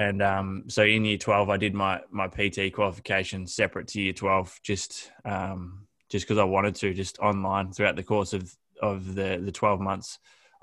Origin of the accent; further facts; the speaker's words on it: Horsham, Victoria, Australia; now in Melbourne, Australia; I grew up in Horsham, Victoria, was always into my sport